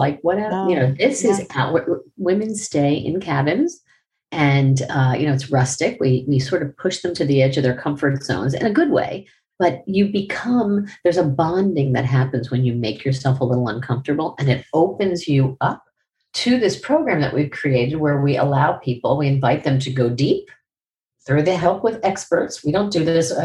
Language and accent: English; Miami, Florida, United States; I was from Miami